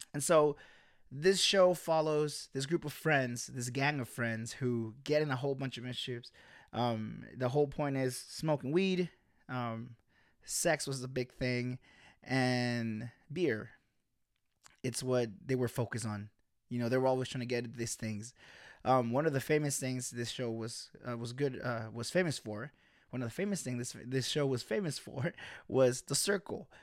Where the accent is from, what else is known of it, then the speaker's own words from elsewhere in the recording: United States; also born or lived in El Salvador; When we get to the U S, when I was eight